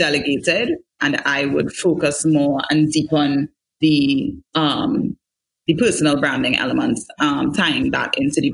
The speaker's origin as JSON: {"language": "English", "region": "Diego Martin and St. James", "country": "Trinidad & Tobago", "tie": "born or raised there", "said": "I grew up in West Trinidad in Diego Martin and St. James"}